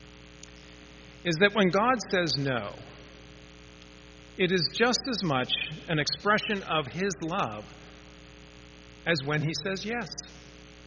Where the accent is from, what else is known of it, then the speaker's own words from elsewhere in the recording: Pittsburgh, Pennsylvania, United States; when I was growing up in Pittsburgh